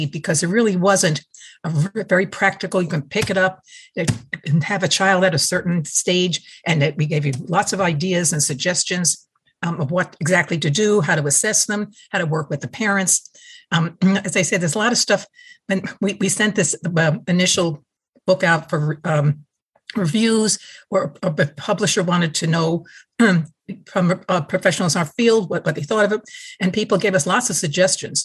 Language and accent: English; New York, United States; moved away; also born or lived in Connecticut; I'm from New York, so I really talk like this